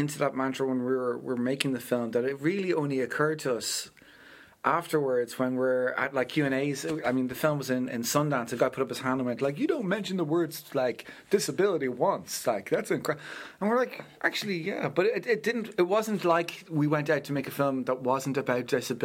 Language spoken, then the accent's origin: English; Ardee, County Louth, Ireland; I grew up at Ruth in my hometown of RD, County Loud.